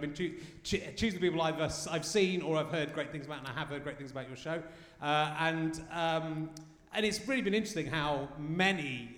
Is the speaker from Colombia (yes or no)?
no; Pocklington, Yorkshire and the Humber, United Kingdom; I'm a Yorkshireman as well